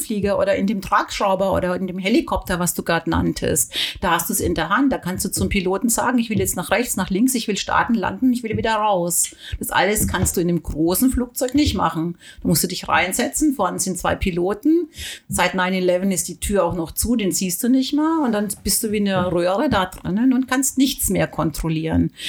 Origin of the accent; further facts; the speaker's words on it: Germany; hier bei uns in Deutschland